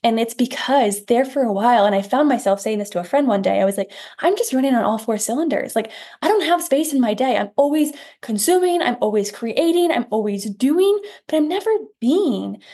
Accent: Iowa, United States; I'm from Iowa, we have a farm town.

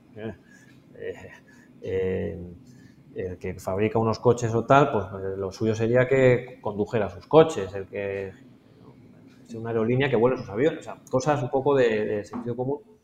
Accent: Spain; moved away; siendo español viviendo aquí

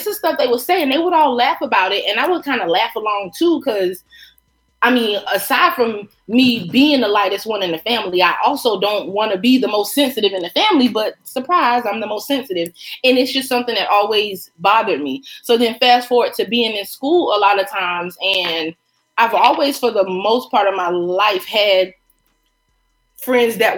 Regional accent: Myrtle Beach, South Carolina, United States; I grew up in Myrtle Beach

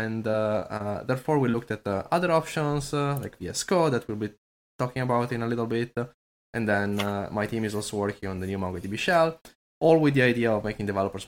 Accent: Italy; also born or lived in Florida; now in Berlin, Germany; I'm Italian.

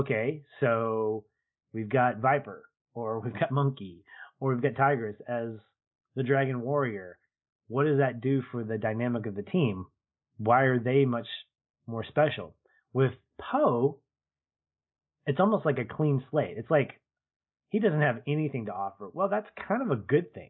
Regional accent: United States; as an American

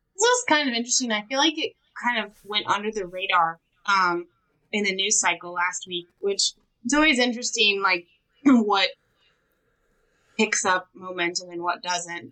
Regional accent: California, United States; also born or lived in San Francisco; now in Georgia, United States; I'm from California

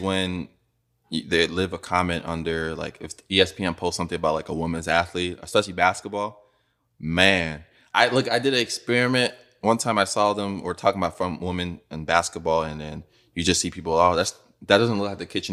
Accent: Nigeria; moved away; growing up in Nigeria, bro, I went to high school there

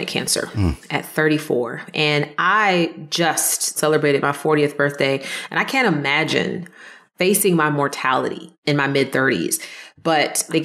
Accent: Jacksonville, Florida, United States; also born or lived in East Orange, New Jersey; now in Gainesville, United States; I grew up in Jacksonville, Florida, and I was actually born in East Orange, New Jersey.

